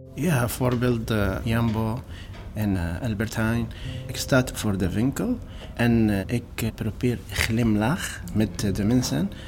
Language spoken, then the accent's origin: Dutch; Homs, Homs Governorate, Syria; Dutch is a second language; moved away as an adult; also born or lived in Aleppo; now in Utrecht, Netherlands; Ik kom uit Syrië